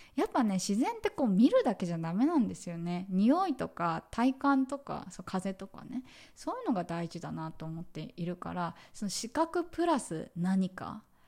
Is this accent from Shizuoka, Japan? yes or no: no; Tokyo, Japan; moved away as an adult; now in Vietnam; 東京生まれ東京育ち